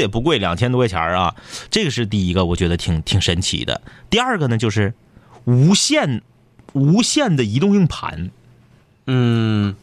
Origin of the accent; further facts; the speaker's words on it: Northeast China, China; accent: Northeastern (Dongbei) dialect; 用我们东北话说